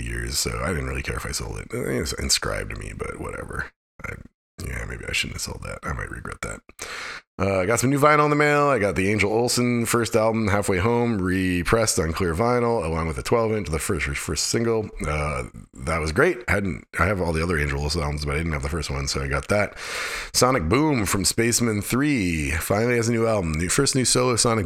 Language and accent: English; Alaska, United States; I grew up in Alaska